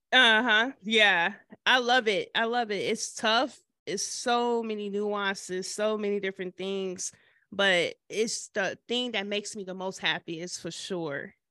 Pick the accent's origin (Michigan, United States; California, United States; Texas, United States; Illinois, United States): Michigan, United States; now in Nashville, United States; I'm originally from Michigan